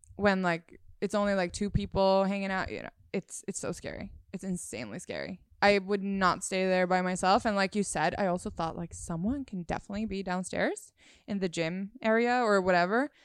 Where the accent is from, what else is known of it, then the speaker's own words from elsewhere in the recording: Sweden; moved away; I'm from Sweden